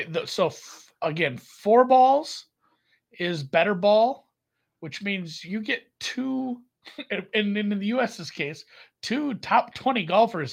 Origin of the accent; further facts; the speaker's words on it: United States; I'm an American